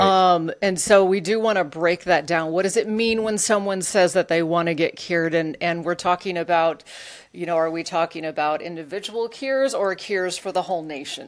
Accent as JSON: {"language": "English", "region": "Alaska", "country": "United States", "tie": "born or raised there", "said": "I grew up in Alaska"}